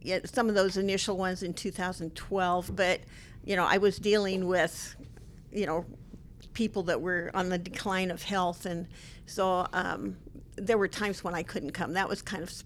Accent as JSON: {"language": "English", "town": "Bridal Veil", "region": "Oregon", "country": "United States", "tie": "born or raised there", "said": "I was brought up in Bridalville, Oregon, which is pretty close to Multnomah Falls"}